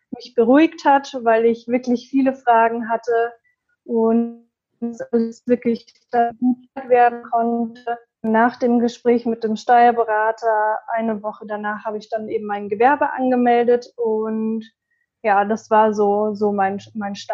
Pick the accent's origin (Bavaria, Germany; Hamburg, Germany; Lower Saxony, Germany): Bavaria, Germany; Munich; ich bin 26 Jahre alt. Mm, ich komme aus München